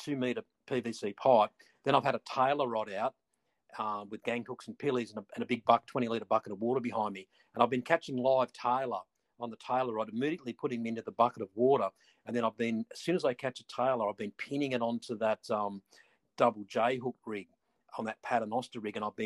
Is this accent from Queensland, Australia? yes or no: no; Stockton, New South Wales, Australia; I grew up on Stockton, surfed all my life